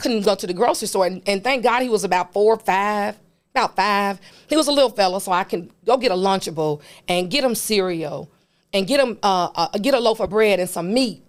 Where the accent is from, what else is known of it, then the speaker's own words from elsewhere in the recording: Memphis, Tennessee, United States; I am a native of Memphis. I grew up in White Haven.